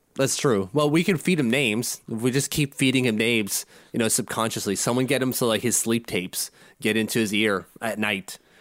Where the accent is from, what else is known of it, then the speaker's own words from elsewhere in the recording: Canada; I'm Canadian